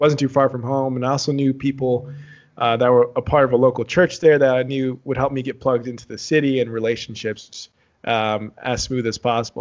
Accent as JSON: {"language": "English", "town": "San Antonio", "region": "Texas", "country": "United States", "tie": "born or raised there", "also_born_or_lived": "Dallas", "said": "I grew up in Texas, born and raised, I was born in Dallas, grew up in San Antonio, uh, spent, yeah, my childhood in San Antonio"}